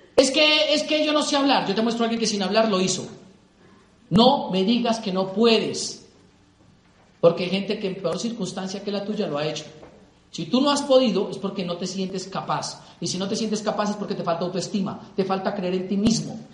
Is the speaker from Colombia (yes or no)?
yes; Colombia; mi país